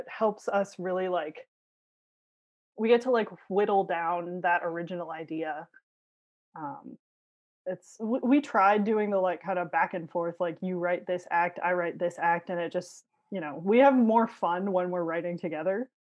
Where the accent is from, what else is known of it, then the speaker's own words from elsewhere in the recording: Hawaii, United States; born there; also born or lived in Chicago / Philadelphia / Los Angeles; now in Burbank, United States; Instead, I was born in Hawaii. So boring. No, it's pretty cool. But long story short, I was Chicago-based, went to college in Philadelphia, then went to film school, applied there on an absolute whim, and then I moved to the Los Angeles area.